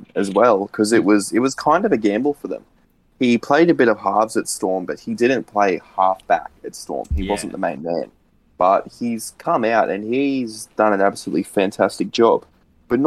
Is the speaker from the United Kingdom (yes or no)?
no; Queensland, Australia; as a Queenslander